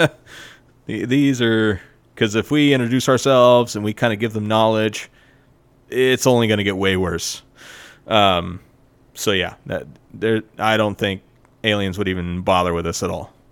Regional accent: United States; I grew up in America where we have a really shitty education system

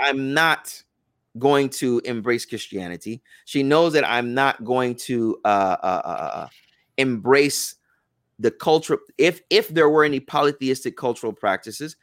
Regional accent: United States; also born or lived in Medina

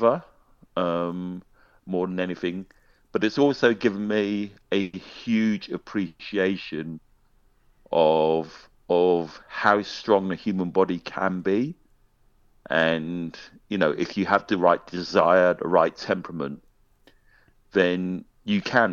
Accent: London, United Kingdom; now in Scotland, United Kingdom; I'm a Londoner. I'm a London boy. Always will be a London boy.

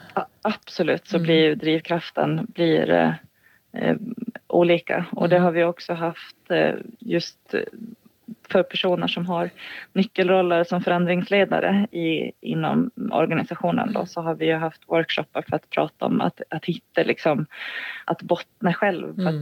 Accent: Gotland, Sweden; moved away as an adult; jag är 40 40 år, född och uppvuxen på Gotland

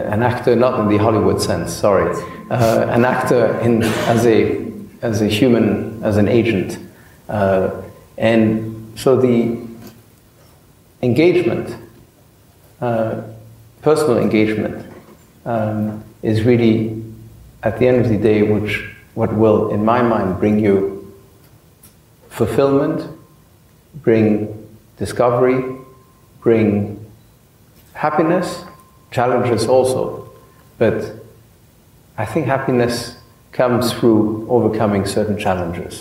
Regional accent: Paris, Île-de-France, France; I grew up in Paris

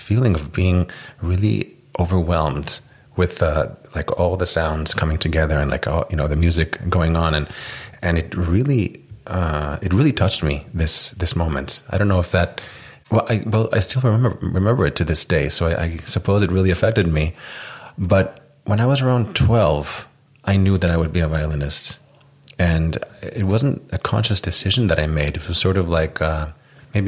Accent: Iceland; moved away as an adult; also born or lived in United States; now in Tel Aviv, Israel; I'm from Iceland. I moved to Israel about 3 years ago, but most of my life I lived in Iceland and some other places too.

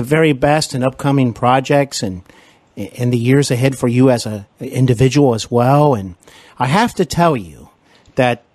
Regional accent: Cincinnati, Ohio, United States; also born or lived in Los Angeles; I'm here in actually Cincinnati, Ohio, my hometown at the moment. But I used to live in Los Angeles and work and study out there.

